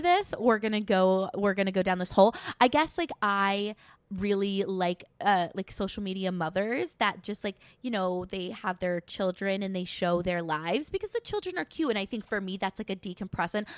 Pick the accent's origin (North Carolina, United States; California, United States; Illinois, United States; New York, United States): New York, United States; I'm from New York. Yes, I live thirty minutes outside of the city